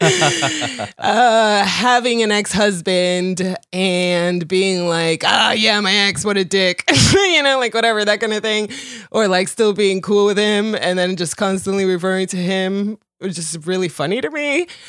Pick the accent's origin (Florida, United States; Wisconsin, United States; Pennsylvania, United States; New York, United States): Florida, United States; Miami; English is a second language; also born or lived in Colombia; having, like, been Colombian and having English not be my first language and moving to Miami and then growing up around Cubans